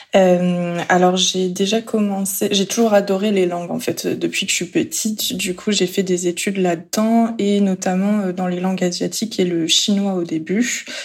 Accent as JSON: {"language": "French", "country": "France", "also_born_or_lived": "South Korea", "said": "quand on est français."}